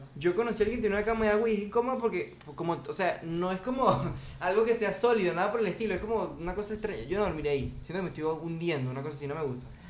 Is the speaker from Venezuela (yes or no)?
yes; Venezuela; now in Dominican Republic; yo soy venezolano, pero yo, yo, yo vivo aquí, ¿verdad? En República Dominicana